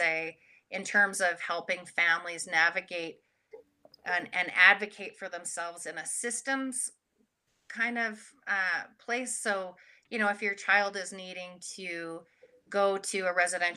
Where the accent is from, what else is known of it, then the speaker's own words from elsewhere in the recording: Canada; now in United States; I'm Canadian originally, but now I'm living across the border and in the US